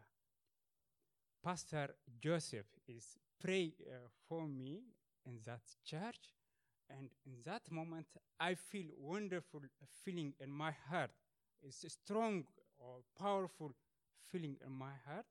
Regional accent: Ethiopia; moved away as an adult; now in Sweden; I was born in Ethiopia and from a religious family.

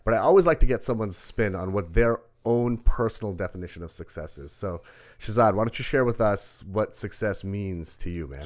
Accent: Rockville Centre, New York, United States; also born or lived in Brooklyn; We moved to Rockwell Center.

